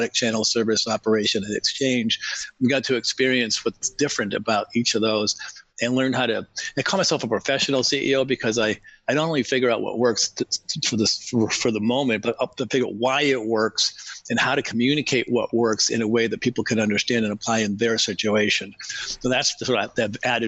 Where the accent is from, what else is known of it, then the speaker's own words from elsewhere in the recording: New England, just outside of Boston, Massachusetts, United States; I grew up in New England, just outside of Boston, in a large family